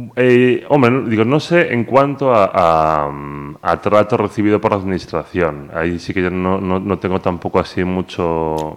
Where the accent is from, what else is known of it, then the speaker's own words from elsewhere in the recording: Pontevedra, Galicia, Spain; Todo el mundo sabe que soy de Pontevedra, que soy gallego